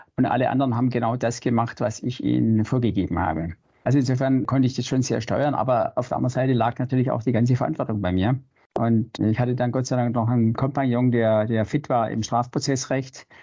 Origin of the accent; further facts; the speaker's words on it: Stuttgart, Baden-Württemberg, Germany; Ich bin im wilden Westen in Stuttgart äh, groß geworden.